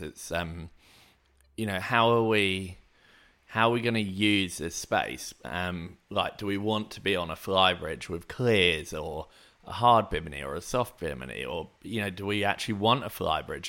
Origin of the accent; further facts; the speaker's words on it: Hayling Island, South East England, United Kingdom; moved away; where I grew up on Hailing Island